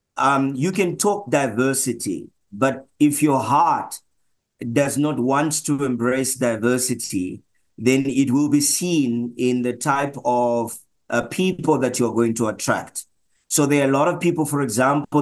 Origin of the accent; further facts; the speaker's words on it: Zambia; moved away as an adult; now in Johannesburg, South Africa; I'm originally from Zambia